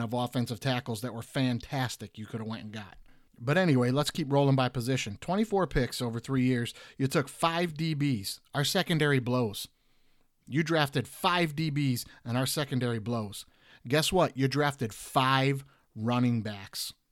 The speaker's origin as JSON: {"language": "English", "town": "Detroit", "region": "Michigan", "country": "United States", "said": "I'm, I'm from Detroit"}